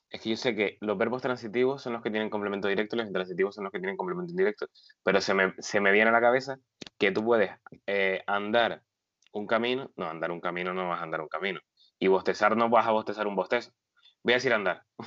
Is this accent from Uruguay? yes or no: no; Agaete, Canary Islands, Spain